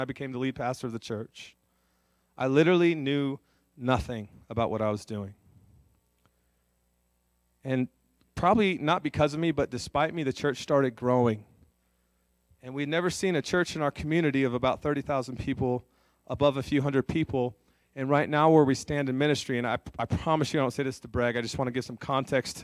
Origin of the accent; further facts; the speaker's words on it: California, United States; moved away as an adult; also born or lived in North Dakota; now in Aberdeen, United States; I'm from California. I actually grew up about 4 hours from John